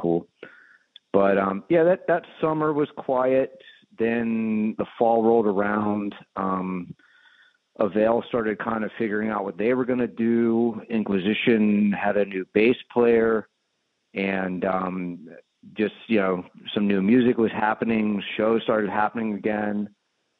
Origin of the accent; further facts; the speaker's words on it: Richmond, Virginia, United States; I'm from Richmond